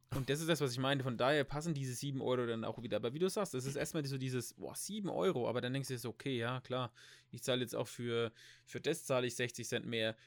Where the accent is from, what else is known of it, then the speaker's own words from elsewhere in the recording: Germany; wir sind ja eh als, als Deutsche